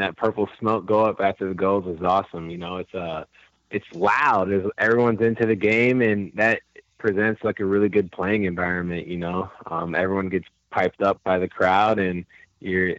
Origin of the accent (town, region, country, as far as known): Chicago, Illinois, United States; also born or lived in Salt Lake City, Utah; now in Orlando, United States